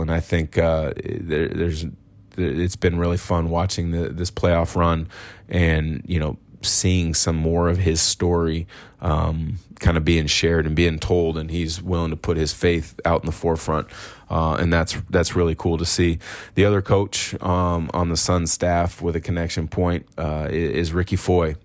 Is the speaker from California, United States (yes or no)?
no; Portland, Oregon, United States; Growing up in the Portland area